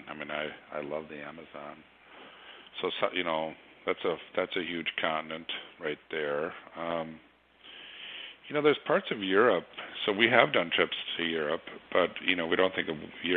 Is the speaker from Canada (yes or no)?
no; Minnesota, United States; growing up in Minnesota where I grew up